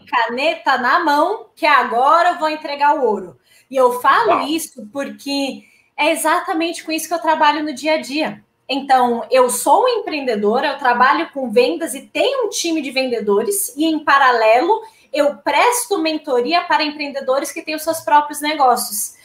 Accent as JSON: {"language": "Portuguese", "region": "interior of Paraná", "country": "Brazil", "moved": "yes", "said": "eu sou VIP, que é vim do interior do Paraná."}